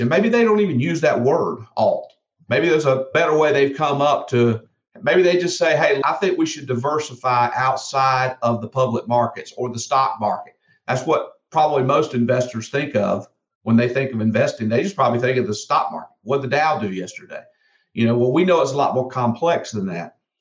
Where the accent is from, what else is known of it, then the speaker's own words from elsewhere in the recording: South Georgia, United States; I grew up in South Georgia